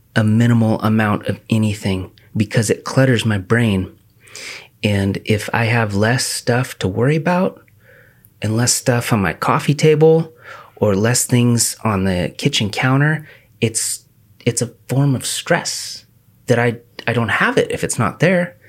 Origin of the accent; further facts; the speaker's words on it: The Dalles, Oregon, United States; I grew up in the Dalles